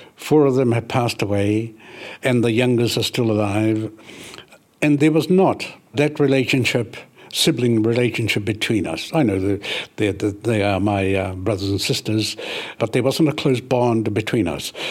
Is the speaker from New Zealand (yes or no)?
yes; Ruatahuna, Bay of Plenty, New Zealand; that's where I spent the first years of my life, coming out to Atahuna, nineteen fifty-four